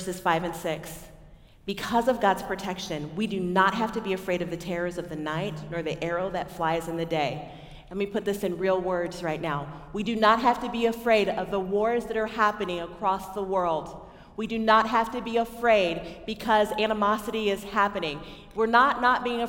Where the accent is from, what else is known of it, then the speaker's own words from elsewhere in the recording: Texas, United States; I'm from Texas, or I claim Texas